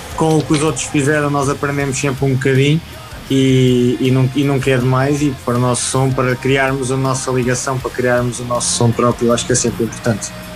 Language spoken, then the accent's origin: Portuguese; Pedrógão, Portugal; tenho 27 anos, sou natural de Pedrógão